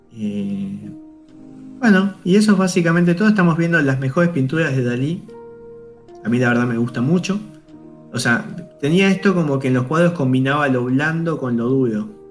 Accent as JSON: {"language": "Spanish", "country": "Argentina", "said": "nosotros venimos de ahí, como argentinos venimos de ahí"}